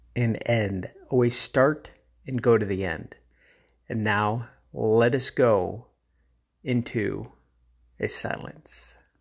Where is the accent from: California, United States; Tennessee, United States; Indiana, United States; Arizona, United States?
Arizona, United States; Phoenix; my hometown of, or local town, whatever you want to call it, of Phoenix, Arizona